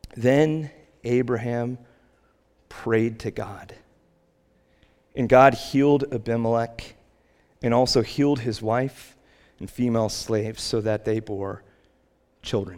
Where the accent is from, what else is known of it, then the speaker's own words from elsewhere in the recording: United States; we as American Christians